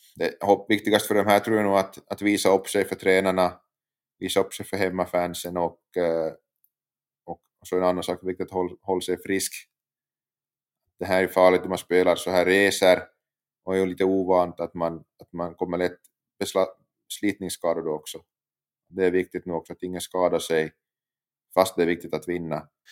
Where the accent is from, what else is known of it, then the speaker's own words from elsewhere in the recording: Pedersöre, Ostrobothnia, Finland; jag uppväxt i utanför Jakobstad, i en liten kommun som heter Pedersöre i Finland